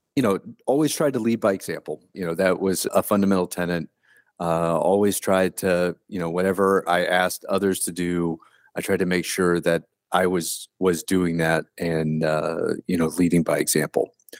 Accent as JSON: {"language": "English", "town": "Delaware", "region": "Ohio", "country": "United States", "tie": "born or raised there", "moved": "yes", "said": "I was born and raised in Delaware, Ohio"}